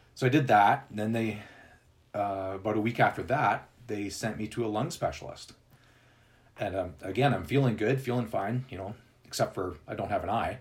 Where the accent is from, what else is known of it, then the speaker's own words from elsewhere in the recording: Winnipeg, Manitoba, Canada; moved away as an adult; also born or lived in British Columbia; now in Calgary, Canada; I'm actually originally from Winnipeg. Okay. Uh, which is in this the center of Canada, and then I moved to BC